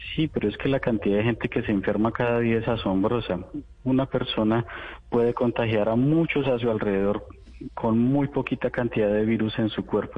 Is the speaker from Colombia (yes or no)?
yes; Colombia; now in Moscow, Russia; yo pues soy tan colombiano como ustedes